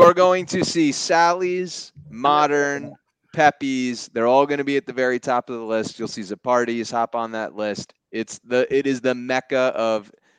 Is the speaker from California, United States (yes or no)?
no; New Haven County, Connecticut, United States; I'm from New Haven County